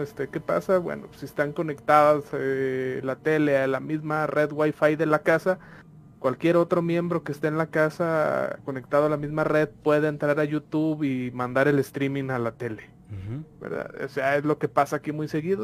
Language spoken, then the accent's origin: Spanish; Mexico; nosotros como mexicanos